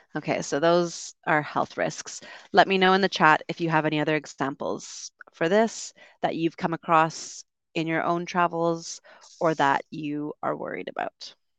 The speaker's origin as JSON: {"language": "English", "country": "Canada", "said": "I'm from Canada."}